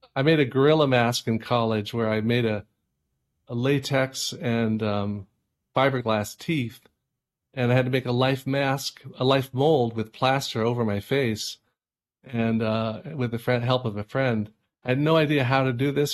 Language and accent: English; California, United States; moved away as an adult; now in Hudson Valley, United States; I grew up in California